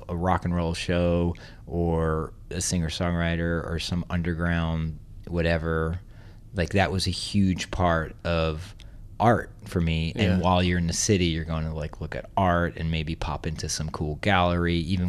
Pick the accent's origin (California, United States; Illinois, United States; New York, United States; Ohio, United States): New York, United States; New York City; also born or lived in Westchester; New York City and the suburbs, Westchester.